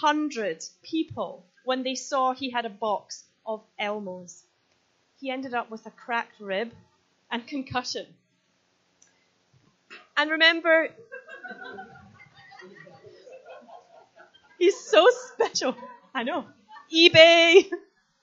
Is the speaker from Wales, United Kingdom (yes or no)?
no; Scotland, United Kingdom; I am Scottish